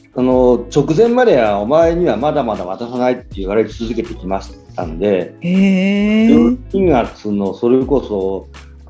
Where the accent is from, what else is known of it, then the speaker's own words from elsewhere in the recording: Shizuoka, Japan; 私はあの静岡市森下小学校出身なんですけど